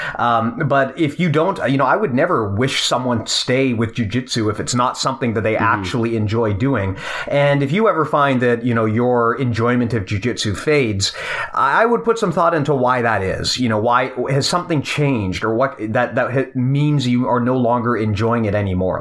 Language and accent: English; Canada; as a Canadian